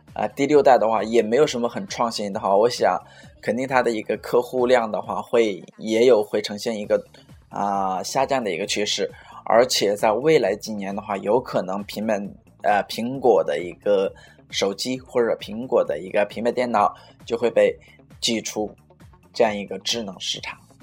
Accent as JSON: {"language": "Chinese", "country": "China", "also_born_or_lived": "Suzhou", "said": "我们中国人"}